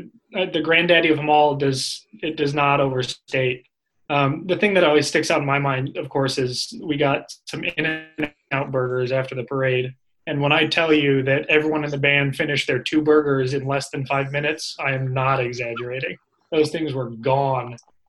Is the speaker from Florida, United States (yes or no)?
no; Cedar Rapids, Iowa, United States; I'm from Cedar Rapids, Iowa. I went to Washington High School in Cedar Rapids.